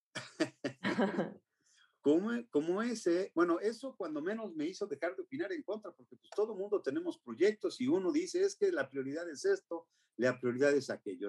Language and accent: Spanish; Mexico; somos los mexicanos